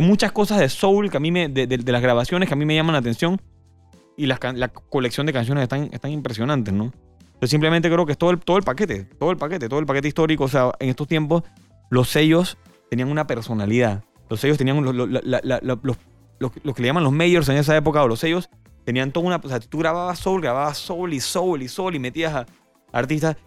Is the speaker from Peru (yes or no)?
no; Panama; hablo como panameño